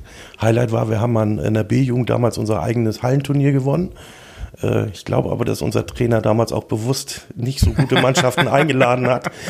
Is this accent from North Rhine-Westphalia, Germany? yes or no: no; Lindhöft, Schleswig-Holstein, Germany; Ähm, ich bin hier ganz in der Nähe in Lindhöft aufgewachsen. Ähm, bin in Ostdorf zur Schule gegangen, dementsprechend auch in Ostdorf mit dem Fußballspielen als Siebenjähriger angefangen.